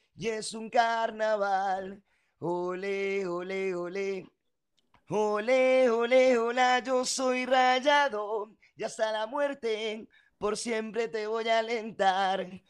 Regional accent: Mendoza, Argentina; acá en Mendoza, en mi tierra.

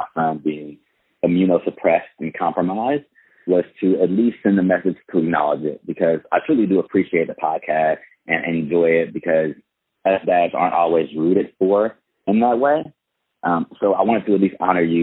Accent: Fort Worth, Texas, United States; moved away as an adult; now in Chino Hills, United States; I'm from Fort Worth, Texas, and I actually relocated to SoCal, the Chino Hills area, for the second time in 2019

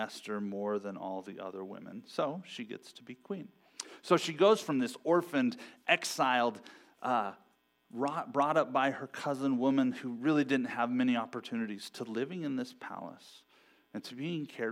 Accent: Ontario, Oregon, United States; I grew up in Ontario, Oregon, which isn't too far from here.

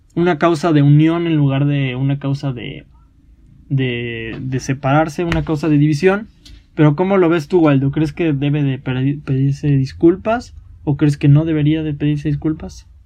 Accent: Mexico; somos mexicanos, entonces tenemos raíces indígenas

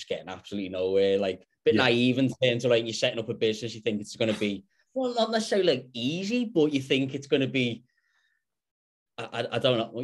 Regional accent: Liverpool, North West England, United Kingdom; moved away as an adult; now in Perth, Australia; I'm back in my hometown in Liverpool at the moment

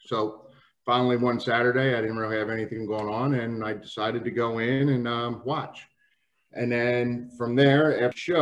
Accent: New Jersey, United States; I grew up in South Jersey.

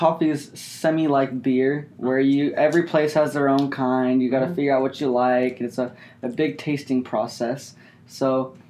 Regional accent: Garden Valley, Idaho, United States; now in Boise, United States; I grew up in Garden Valley, and I don't know if you guys know where that's at. That's up in the mountains, so that's Idaho mountains.

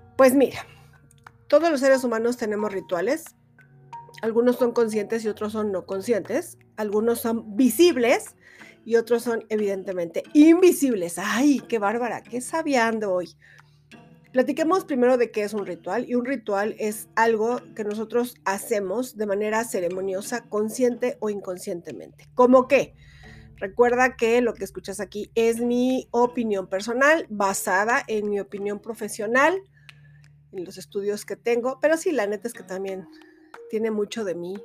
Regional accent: Mexico; es lo que más conocemos como mexicanos

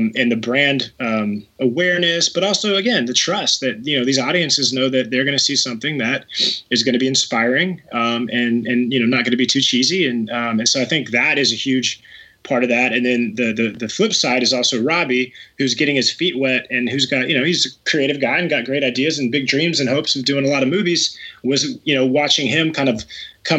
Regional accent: Texas, United States; I grew up in Texas

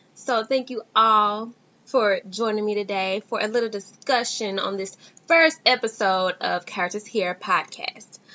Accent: Dallas, Texas, United States; I am from Dallas, Texas

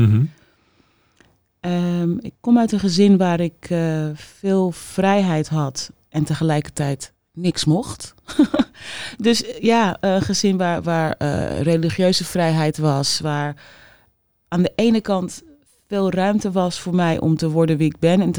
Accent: Amsterdam, North Holland, Netherlands; accent: Amsterdam; Ik had een ontzettend plat Amsterdamse accent.

